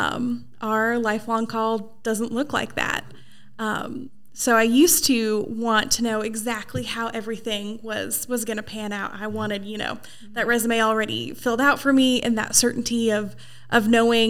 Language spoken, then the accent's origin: English; Portland, Oregon, United States; moved away as an adult; now in East Tennessee, United States; I grew up in Portland, Oregon, but East Tennessee has been home for a long time